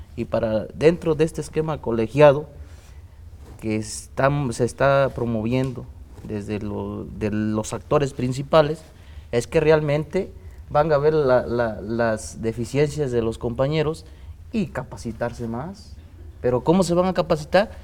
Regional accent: Mexico; Spanish is a second language; la cultura que tenemos en México

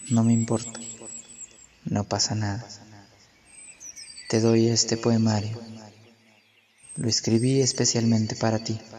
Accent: Mexico City, Mexico; Tengo 22 años. Soy de Tláhuac, Ciudad de México.

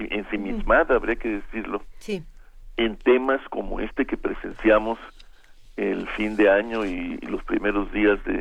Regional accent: Mexico; lo que nos conmueve y nos mueve como mexicanos

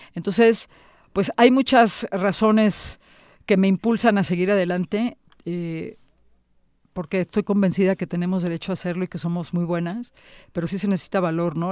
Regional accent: Tampico, Tamaulipas, Mexico; en el lugar de donde yo soy, de Tampico, Tamaulipas

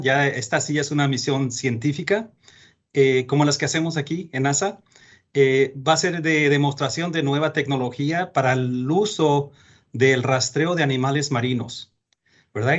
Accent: Mexico; moved away; Yo soy mexicano, nacido en México

